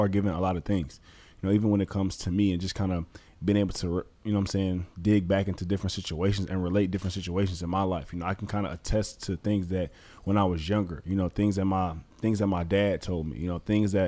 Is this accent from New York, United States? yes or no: no; Detroit, Michigan, United States; moved away as an adult; also born or lived in Southfield, Michigan; now in Chicago, United States; growing up, born and raised in Detroit, Michigan, you know, I think, again, now that I'm in Chicago